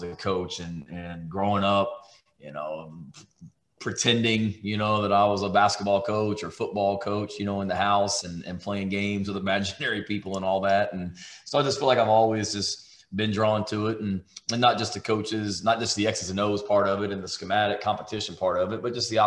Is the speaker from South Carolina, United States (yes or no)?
yes; Charleston, South Carolina, United States; I was born in this state. I was born in Charleston, South Carolina.